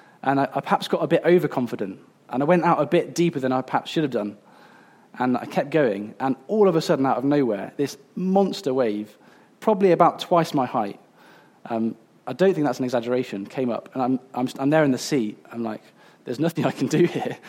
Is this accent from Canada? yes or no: no; Coventry, West Midlands, United Kingdom; I grew up in Coventry, which is like almost as far away as you can get from the sea